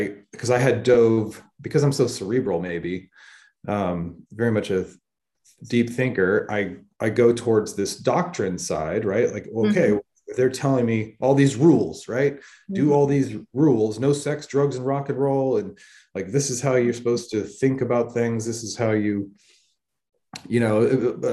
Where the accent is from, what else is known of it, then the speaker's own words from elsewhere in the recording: Northern California, United States; also born or lived in Stockton, California; I'm from Northern California. And so I lived in the valley, and when I was a place called Stockton for a while, and then we moved up to the mountains